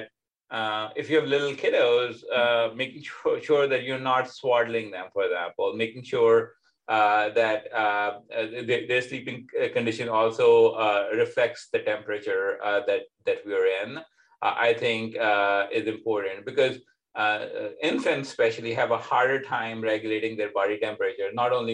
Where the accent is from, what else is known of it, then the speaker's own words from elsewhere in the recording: Pakistan; now in United States; growing up in Pakistan, where it tends to be significantly hotter than, for example, here in America, where I am